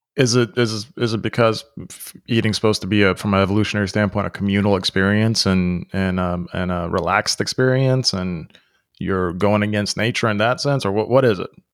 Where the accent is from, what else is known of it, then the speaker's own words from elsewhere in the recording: United States; also born or lived in Europe; growing up in the United States